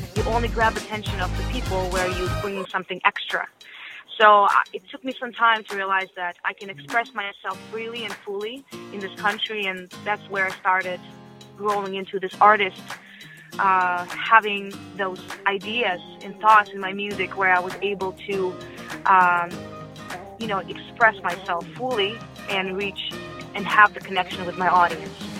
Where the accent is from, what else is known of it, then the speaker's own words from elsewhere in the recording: Russia; English is a second language; moved away; I was born in Russia